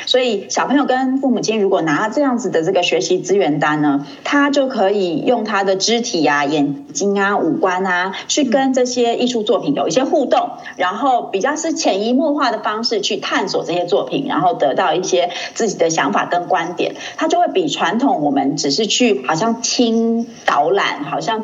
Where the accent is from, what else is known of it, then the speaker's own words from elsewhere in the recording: Hualien, Hualien County, Taiwan; also born or lived in Leicester, United Kingdom; 因为我是在花莲长大的，那嗯。我，我们家在民国大概七十一年的时候搬到花莲